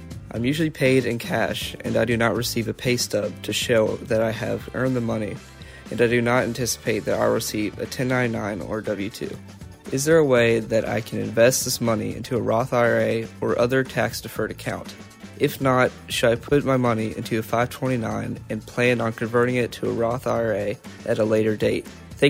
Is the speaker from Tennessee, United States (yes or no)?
yes; Memphis, Tennessee, United States; I'm 16 and I'm from Memphis, Tennessee.